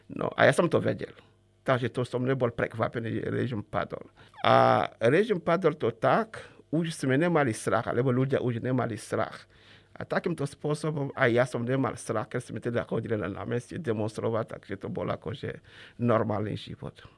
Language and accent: Slovak; Chad; Slovak is a second language; moved away as an adult; now in Slovakia; E, vtedy experti z Československa pôsobili u nás v Čade e, v rámci programu pre rozvoj a vývoj rozvojových krajín.